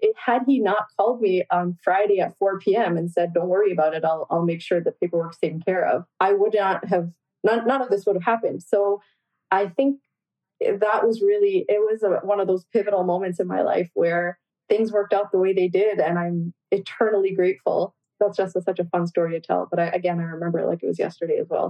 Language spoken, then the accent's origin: English; Toronto, Ontario, Canada; also born or lived in Guyana; now in Windsor, Canada; I grew up in Scarborough, Ontario. And so my entire life was really spent in the greater Toronto area. However, I was born in Guyana